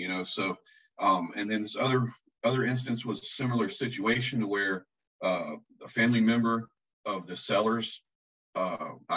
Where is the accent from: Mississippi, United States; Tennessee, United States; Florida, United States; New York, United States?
Florida, United States; Lakeland; I'm from Central Florida. I grew up in Lakeland